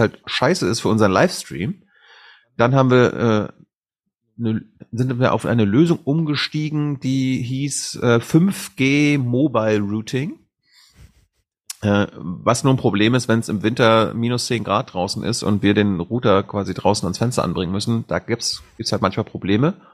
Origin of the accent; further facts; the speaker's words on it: Leuschentin, Mecklenburg-Vorpommern, Germany; now in Berlin, Germany; in meinem Heimatdorf in Leuschentin, wo 150 Leute leben